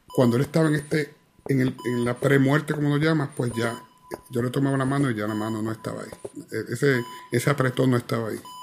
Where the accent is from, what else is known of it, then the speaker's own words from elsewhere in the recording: Ponce, Puerto Rico; en la calle de mi casa, en la playa de Ponce